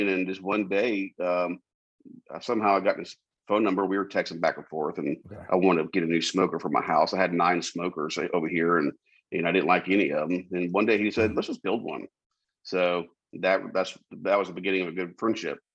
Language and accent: English; Charleston, South Carolina, United States; I was born and raised in Charleston.